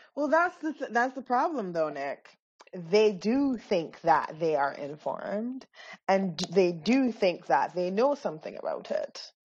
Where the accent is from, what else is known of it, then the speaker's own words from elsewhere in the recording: Barbados; moved away; also born or lived in Grenada; growing up in Barbados, like being from Grenada